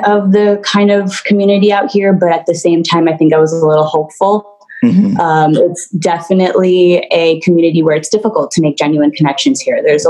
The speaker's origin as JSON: {"language": "English", "town": "New York City", "region": "New York", "country": "United States", "tie": "born or raised there", "also_born_or_lived": "Puerto Rico", "moved": "as an adult", "said": "I was born in Puerto Rico and I was raised in New York City in the heart of it. I grew up there"}